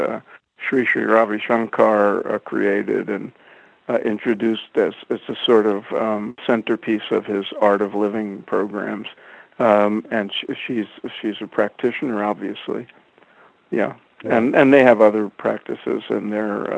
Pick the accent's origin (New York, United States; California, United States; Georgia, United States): New York, United States; New York City; I was out in the streets of Brooklyn most, you know, after school for almost every day.